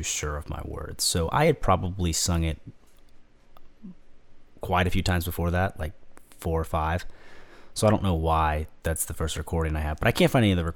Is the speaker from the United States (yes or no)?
yes; Georgia, United States; I was raised in Georgia